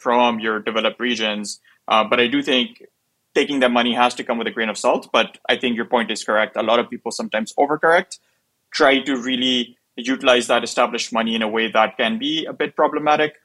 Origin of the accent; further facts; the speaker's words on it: Pakistan; now in United States; I'm from Pakistan